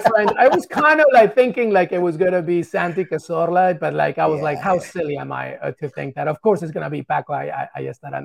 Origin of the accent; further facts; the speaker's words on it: England, United Kingdom; also born or lived in Peru; growing up in England. I love England so much, it's a part of me